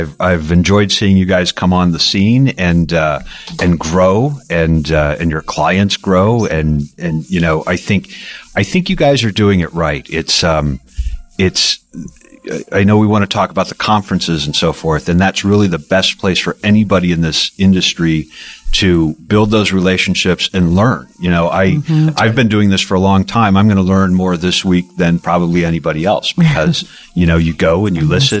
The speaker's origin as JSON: {"language": "English", "region": "Illinois", "country": "United States", "said": "I come from Illinois, so I met with congressional leaders from Illinois."}